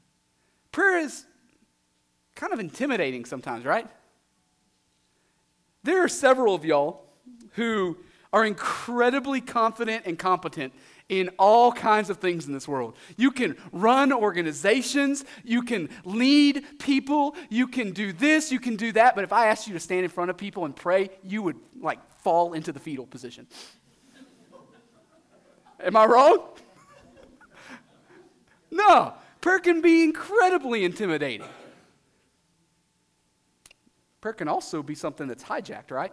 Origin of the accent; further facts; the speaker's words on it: Southeast Texas, United States; I'm from Southeast Texas